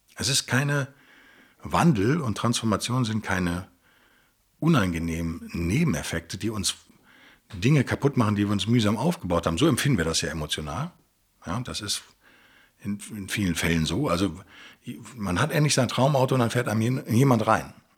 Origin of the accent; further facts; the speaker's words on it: Germany; Bei uns in Europa ist wahrscheinlich, äh, oder in Deutschland speziell